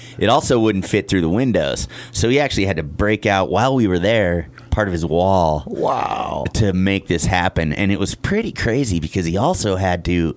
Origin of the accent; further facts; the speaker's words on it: Wheat Ridge, Colorado, United States; I grew up in in Denver